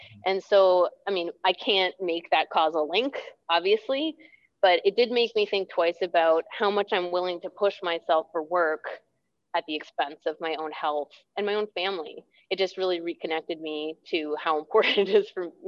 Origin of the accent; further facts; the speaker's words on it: Toronto, Ontario, Canada; moved away as an adult; also born or lived in Ottawa / Vancouver / Squamish; I lived in Ontario then, I grew up in Toronto.